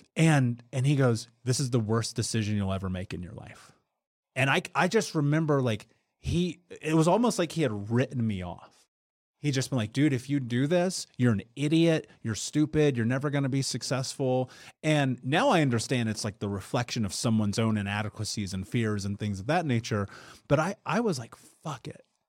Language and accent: English; Indianapolis, Indiana, United States; I would go to the Big Lots on the corner of thirtieth and Georgetown in Indianapolis